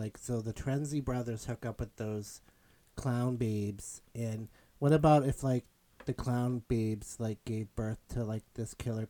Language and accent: English; Salem, United States; I grew up in Salem